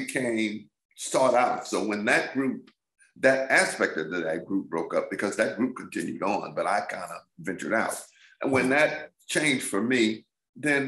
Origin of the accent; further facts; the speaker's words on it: Grand Rapids, Michigan, United States; I was born and raised in Grand Rapids, Michigan